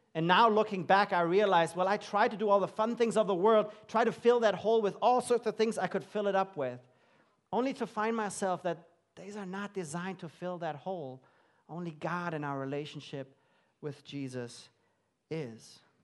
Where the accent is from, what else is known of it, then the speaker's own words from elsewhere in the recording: Germany; moved away as an adult; also born or lived in London, England; I grew up in Germany